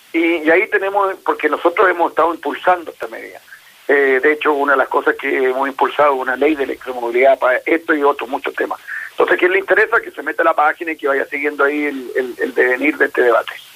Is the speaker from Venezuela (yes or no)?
no; Chile